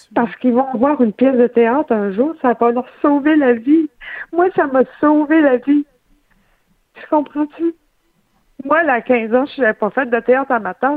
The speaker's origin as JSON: {"language": "French", "area": "Saguenay", "region": "Quebec", "country": "Canada", "tie": "born or raised there", "moved": "yes", "said": "Je suis euh, à notre chalet au Saguenay. Moi, j'ai fait effectuer un retour aux sources après avoir été 20 ans en esprit. Je suis de retour dans ma région natale."}